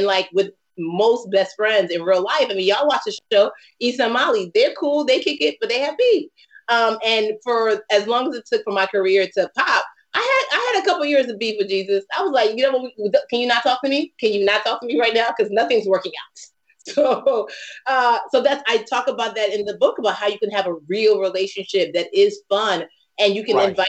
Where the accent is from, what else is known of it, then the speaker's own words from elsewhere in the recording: Nigeria; I did a whole setup for my book tour driver because I'm